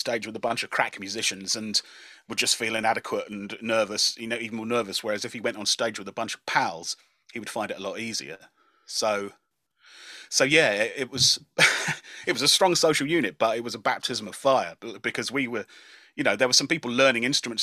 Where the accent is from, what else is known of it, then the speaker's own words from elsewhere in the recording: Dunstable, East of England, United Kingdom; I grew up in Dunstable in Bedfordshire